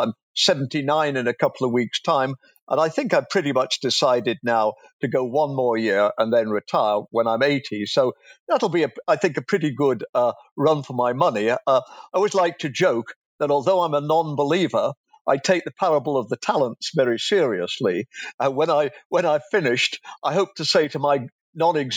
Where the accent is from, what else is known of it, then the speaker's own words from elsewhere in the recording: England, United Kingdom; moved away as an adult; also born or lived in Canada; if you can hear my accent, I'm an Englishman